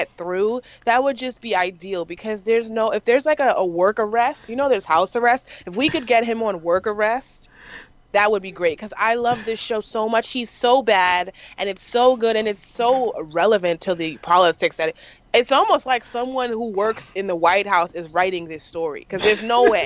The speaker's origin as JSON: {"language": "English", "region": "New York", "country": "United States", "said": "I'm from New York. We cuss a lot"}